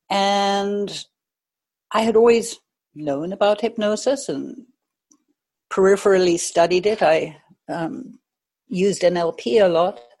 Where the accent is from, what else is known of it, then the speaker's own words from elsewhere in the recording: United States; born there; now in Maui, United States; I was born in the States, but I've lived all over the world. Um, I live on Maui right now